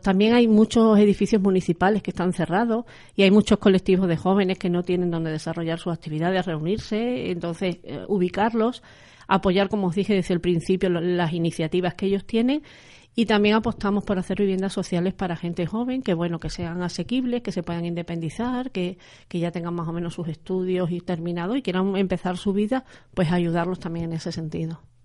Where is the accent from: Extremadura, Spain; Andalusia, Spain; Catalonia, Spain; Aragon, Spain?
Extremadura, Spain; aquí en Extremadura y sobre todo más en la provincia de Badajoz